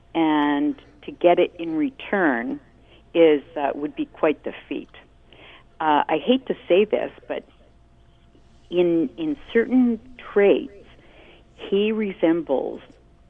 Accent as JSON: {"language": "English", "country": "Canada", "said": "as a Canadian"}